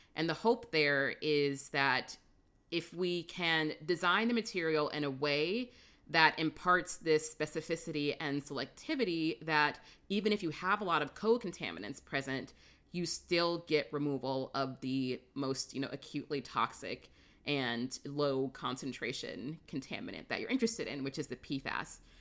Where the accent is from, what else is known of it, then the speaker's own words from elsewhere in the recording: St. Louis, Missouri, United States; moved away; also born or lived in California; I grew up in Saint Louis